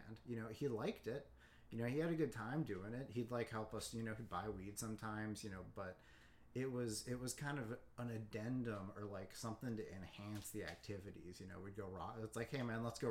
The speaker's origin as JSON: {"language": "English", "town": "Boulder", "region": "Colorado", "country": "United States", "tie": "born or raised there", "said": "I grew up in Boulder, Colorado"}